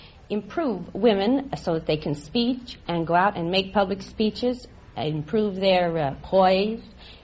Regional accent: New York City, New York, United States; I'm from Dungan Hill, Staten Island.

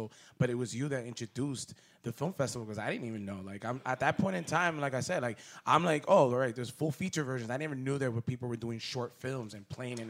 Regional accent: Connecticut, United States; I grew up in Connecticut

